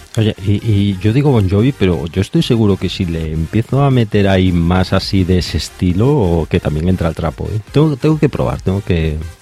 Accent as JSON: {"language": "Spanish", "town": "A Coruña", "region": "Galicia", "country": "Spain", "said": "de Coruña, de aquí de donde soy yo, de Galicia"}